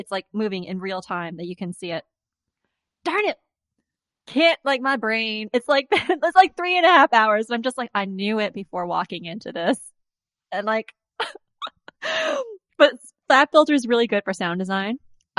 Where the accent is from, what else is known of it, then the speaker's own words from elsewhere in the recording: Winnipeg, Manitoba, Canada; also born or lived in Vancouver; sometimes I'm just like, I'm from Vancouver. Other times, I'm just like, if I want to feel like extra unicorn, I'm just like, I'm from Winnipeg. But then, like, in Vancouver, they're just like, where are you from? I'm just like, from Winnipeg.